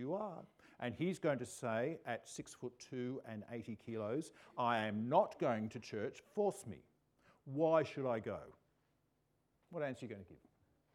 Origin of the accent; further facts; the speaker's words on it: Australia; We Australians